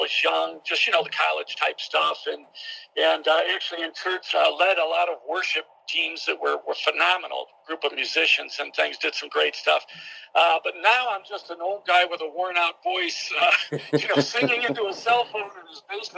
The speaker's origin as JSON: {"language": "English", "town": "Friendship", "region": "New York", "country": "United States", "tie": "born or raised there", "said": "I'm from the Western New York area, from the southern tier, a little town called Friendship, New York."}